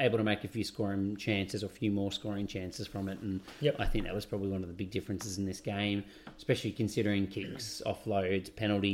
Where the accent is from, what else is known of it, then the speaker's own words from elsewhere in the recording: Australia; As an Australian